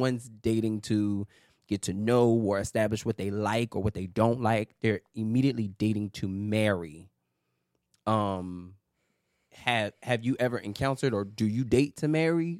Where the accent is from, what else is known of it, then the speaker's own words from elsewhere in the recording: New York City, New York, United States; a Harlem, New York native. Uh, yeah, born and raised in New York